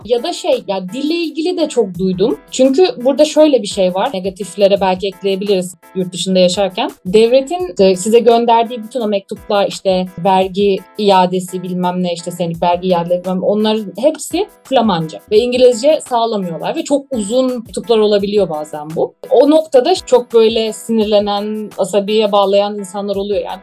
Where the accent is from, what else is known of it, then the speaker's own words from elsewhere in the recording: Turkey; moved away as an adult; now in Netherlands; Ben zaten Türkiye'den geliyorum